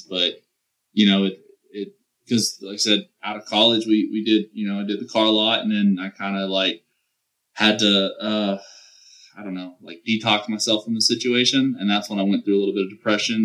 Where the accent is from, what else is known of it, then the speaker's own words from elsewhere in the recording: the South, Southern United States, United States; accent: southern twang; I have a little twang in my accent